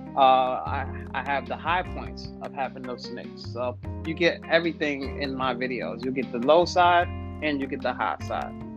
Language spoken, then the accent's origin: English; New York City, New York, United States; moved away as an adult; now in Virginia, United States; I'm originally from New York. I'm from Brooklyn, New York. Uh, I I've, I've been in Virginia for about the past three to four years